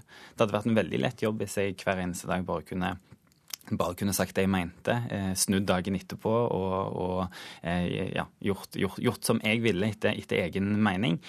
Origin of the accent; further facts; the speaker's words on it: Western Norway, Norway; jeg er jo vestlending